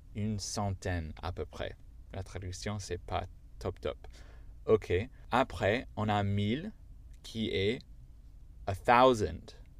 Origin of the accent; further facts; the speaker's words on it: United States; accent: American; first language English; French is a second language; moved away; Je suis américain, donc euh, j'ai pas d'accent euh, anglais parfait, j'ai l'accent américain parfait parce que je suis américain